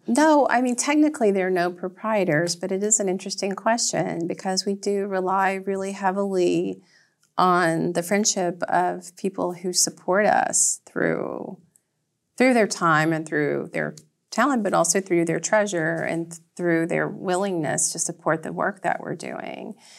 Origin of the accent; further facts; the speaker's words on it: Red Clay, Georgia, United States; moved away as an adult; now in Nantucket, United States; I grew up in an area known as Red Clay, Georgia